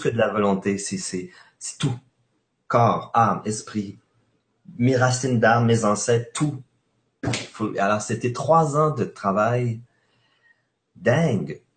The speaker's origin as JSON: {"language": "French", "region": "Quebec", "country": "Canada", "said": "chez nous au Québec"}